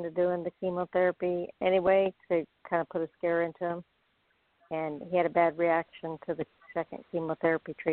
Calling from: Florida, United States; I'm calling from Florida.

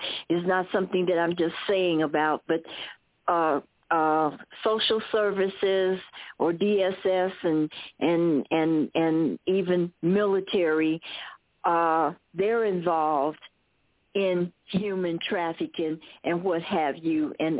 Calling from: Fort Huachuca, Arizona, United States; I'm calling you from Buffalo Soldier Country, Fort Naco or Fort Huachuca, and I'm just very humbled.

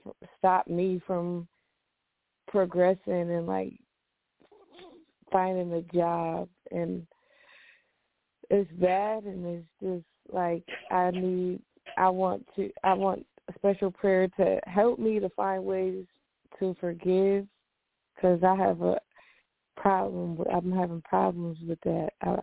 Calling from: Syracuse, New York, United States; calling from Syracuse.

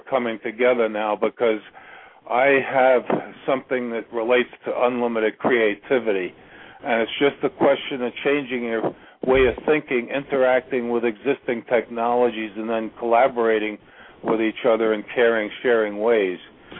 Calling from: Virginia, United States; I'm calling from Virginia.

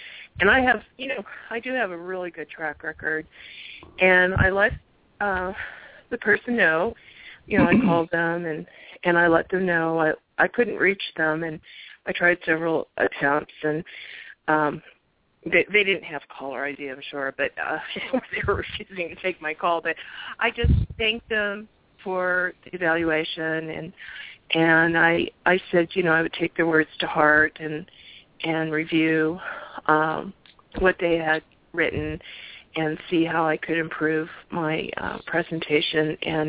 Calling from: Arizona, United States

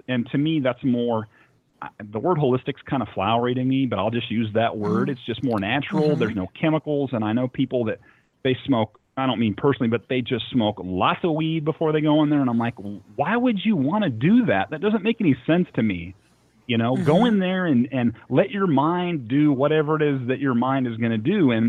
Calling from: Nashville, Tennessee, United States; This is …. I'm calling from Nashville, Tennessee.

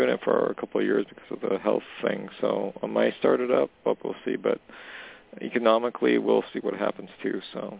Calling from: Canada; Hey, Jorianne … calling from Canada.

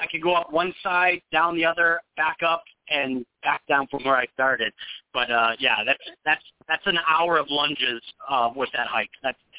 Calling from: Arizona, United States; I am in Arizona.

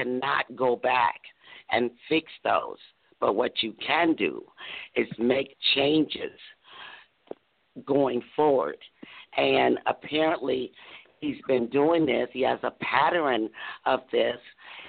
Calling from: Doraville, Georgia, United States; I'm calling from beautiful downtown Doraville, Georgia.

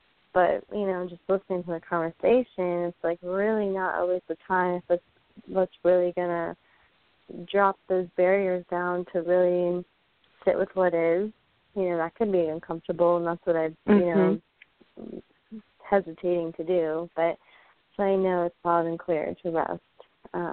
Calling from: St. Cloud, Florida, United States; Hi. St. Cloud, Florida.

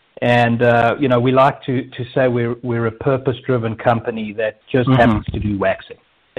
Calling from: Scottsdale, Arizona, United States; I'm actually calling from Scottsdale, Arizona.

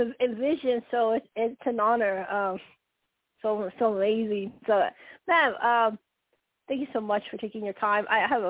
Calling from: Colorado, United States; Colorado, and when you say blue, are you connected to the Octarian?

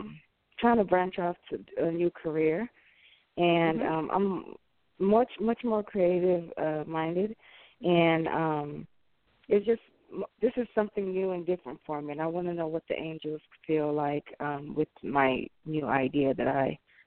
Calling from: Texas, United States; I'm calling from Texas.

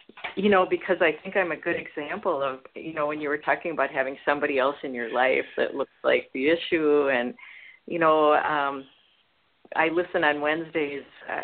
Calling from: Oregon, United States; calling from Oregon

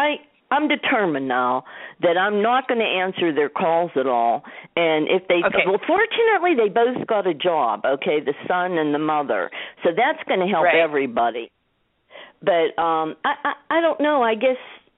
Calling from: Pittsburgh, Pennsylvania, United States; Yeah, I'm calling from Pittsburgh, Pennsylvania.

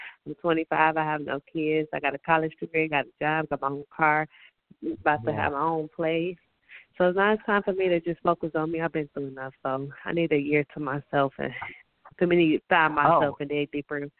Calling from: Detroit, Michigan, United States; I'm calling from Detroit.

